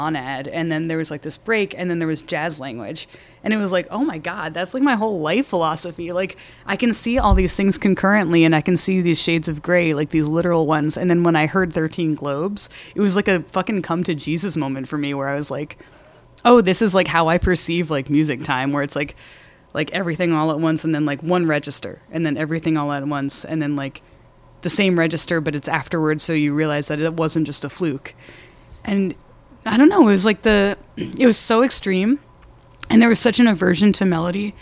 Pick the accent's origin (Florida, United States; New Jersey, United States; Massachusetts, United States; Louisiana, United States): Massachusetts, United States; Boston; I'm from Boston.